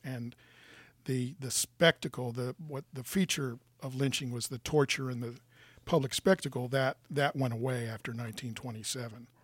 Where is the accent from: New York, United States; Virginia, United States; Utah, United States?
Virginia, United States; Norfolk; I was raised in Norfolk